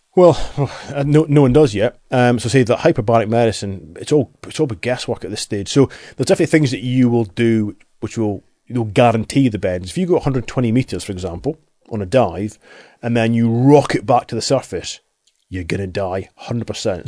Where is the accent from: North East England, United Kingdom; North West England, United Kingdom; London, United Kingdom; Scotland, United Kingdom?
Scotland, United Kingdom; Highlands, Aberdeen; when I was twelve, we moved in from the Highlands, moved into Aberdeen